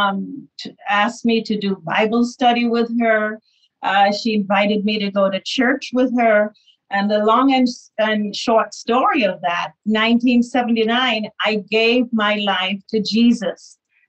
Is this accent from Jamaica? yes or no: yes; Jamaica; now in New York, United States; when I moved from New York, actually from Jamaica to New York, it was a very bad experience for me